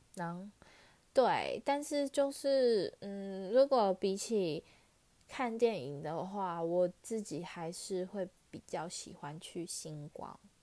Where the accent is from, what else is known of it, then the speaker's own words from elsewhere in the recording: Taichung, Taiwan; 我是台中人嘛